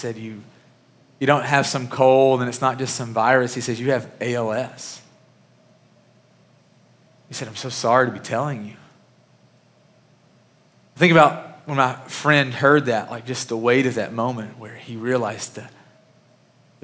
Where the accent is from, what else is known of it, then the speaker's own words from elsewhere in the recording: Murray, Kentucky, United States; moved away; the church that I grew up in back in Murray, Kentucky